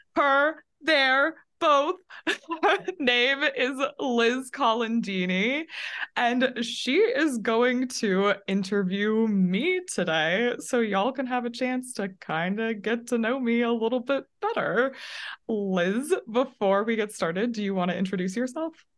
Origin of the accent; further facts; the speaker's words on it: Sandy and Draper, Utah, United States; I was born and raised in two kind of Well, they're not small anymore, but when I grew up in them, they were super small towns called Sandy and Draper, Utah